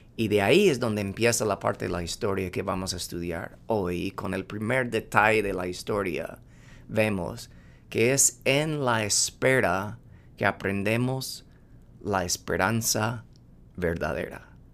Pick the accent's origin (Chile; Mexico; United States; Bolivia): United States; moved away; siendo gringo